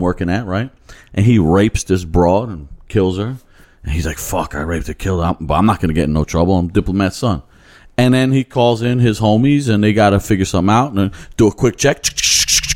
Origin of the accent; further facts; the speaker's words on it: United States; as an American